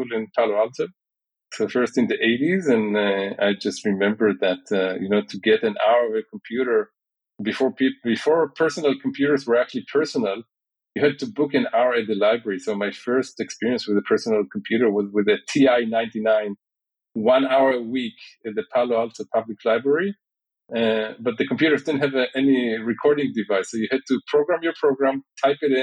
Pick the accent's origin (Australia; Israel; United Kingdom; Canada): Israel; growing up in Israel was actually surprisingly serene.